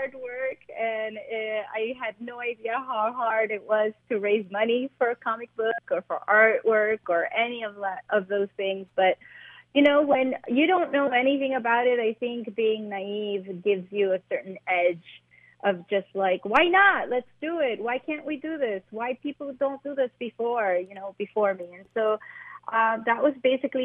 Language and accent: English; New York City, New York, United States; English is a second language; also born or lived in Medellín, Colombia; growing up in Spanish Harlem, especially in the 80s